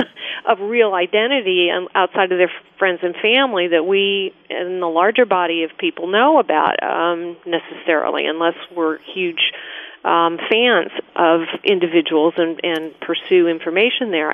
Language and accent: English; Denver, Colorado, United States; also born or lived in Deadwood, South Dakota; now in New York City, United States; I'm from Denver, Colorado, and before that, Deadwood, South Dakota